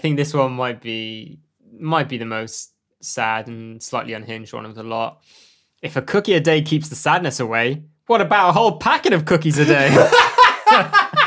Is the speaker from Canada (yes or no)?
no; United Kingdom